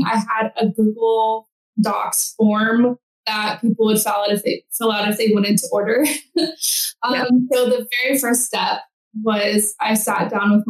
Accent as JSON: {"language": "English", "region": "Central Texas", "country": "United States", "tie": "born or raised there", "also_born_or_lived": "Nashville, Tennessee", "said": "I grew up here in Central Texas."}